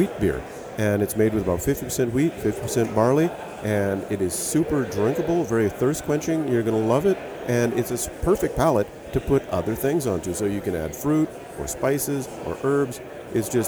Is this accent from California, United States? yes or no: no; Hawaii, United States; I grew up in Hawaii